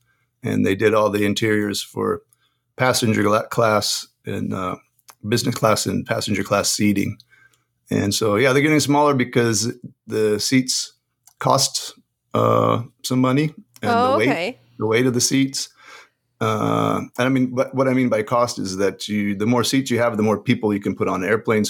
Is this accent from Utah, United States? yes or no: yes; Salt Lake City, Utah, United States; moved away as an adult; also born or lived in Oregon / Southern California; now in North Carolina, United States; I grew up in Salt Lake City, Utah. So I'm a mountain man.